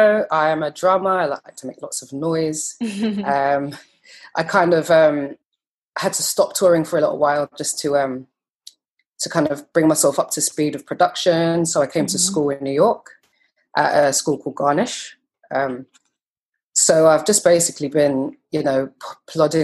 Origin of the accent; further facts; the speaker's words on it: London, United Kingdom; moved away as an adult; now in Brooklyn, United States; this is West London. So I grew up in West London